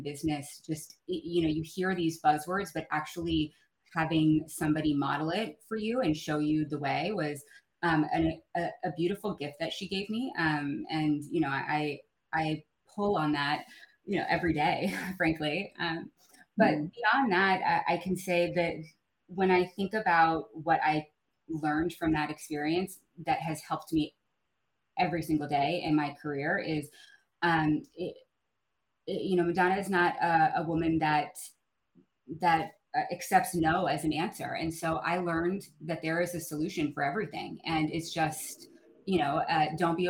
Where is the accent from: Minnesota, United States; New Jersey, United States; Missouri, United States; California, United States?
California, United States; outside of San Francisco; I was born and raised outside of San Francisco